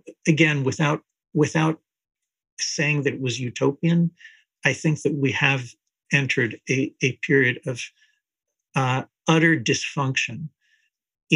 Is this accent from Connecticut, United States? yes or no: no; New Jersey, United States; also born or lived in Israel; when I was growing up in New Jersey, I was born in Israel, but I grew up in the United States